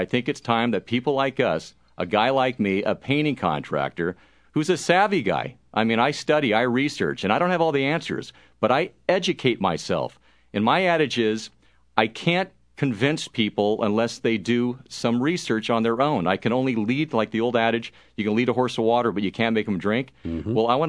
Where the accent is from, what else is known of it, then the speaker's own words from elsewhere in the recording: United States; Because I'm an American first.